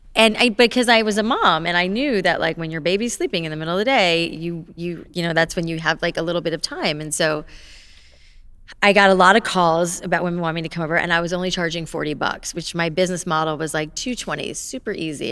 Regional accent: Boca Raton, Florida, United States; moved away; I grew up in South Florida

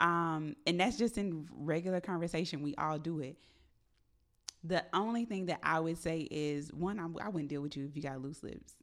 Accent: Atlanta, Georgia, United States; moved away as an adult; now in Dallas, United States; I am really from Atlanta. My phone number is still four zero four

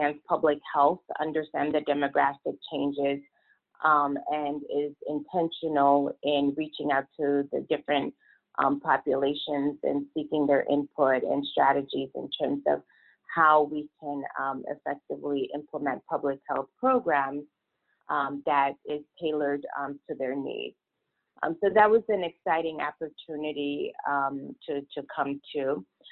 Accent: Niger; moved away as an adult; also born or lived in Vermont / Texas / California; now in Iowa, United States; I am originally from Niger

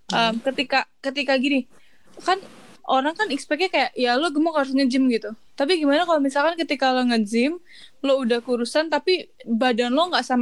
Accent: Java, Indonesia; Lah gua Jawa kagak kalem nggak ada kalem-kalemnya.

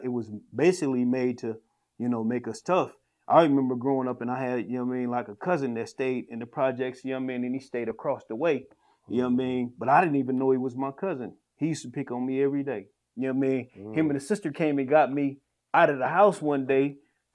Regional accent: San Bernardino, California, United States; moved away; I'm from San Bernardino, California

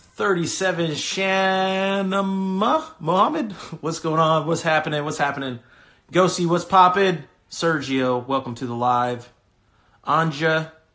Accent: California, United States; moved away; I'm from California originally.

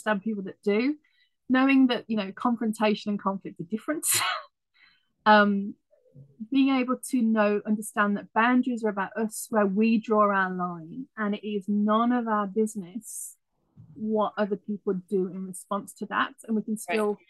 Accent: United Kingdom; moved away; I'm British originally

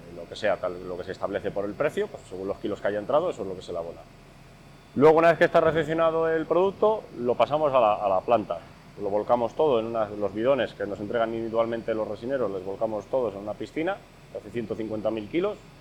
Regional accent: Castile and León, Spain; nuestra tierra, aquí en Castilla y León

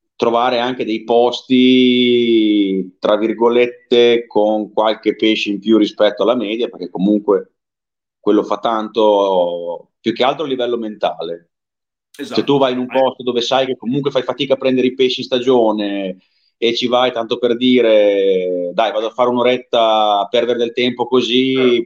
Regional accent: Emilia-Romagna, Italy; da dove vengo io non abbiamo laghi grossi, abbiamo più che altro cavette

